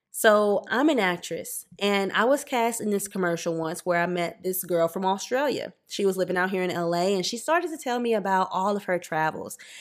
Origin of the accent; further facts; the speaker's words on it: Louisiana, United States; also born or lived in New Jersey; now in Los Angeles, United States; I'm from Louisiana